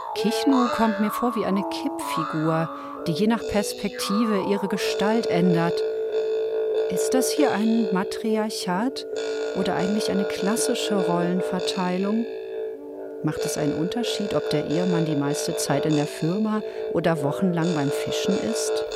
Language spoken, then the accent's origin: German; Ruhr area, North Rhine-Westphalia, Germany; Ich bin im Ruhrgebiet aufgewachsen.